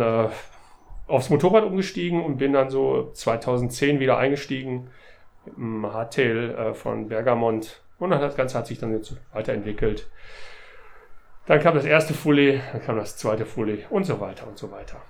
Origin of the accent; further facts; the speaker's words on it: near the Halde Hoheward, North Rhine-Westphalia, Germany; ich bin äh, in der Nähe der Halde Hohewart aufgewachsen